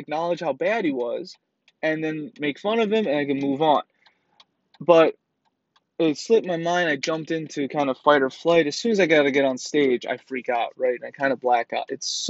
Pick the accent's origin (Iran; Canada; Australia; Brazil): Iran; And I'm from Iran, right?